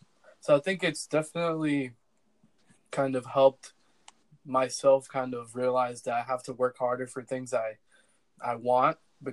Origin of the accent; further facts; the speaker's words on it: Lawrence, Massachusetts, United States; growing up in Lawrence